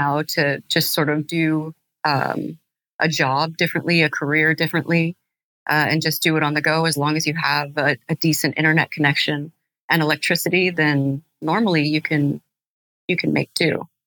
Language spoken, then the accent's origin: English; Albuquerque, New Mexico, United States; I'm from Albuquerque, New Mexico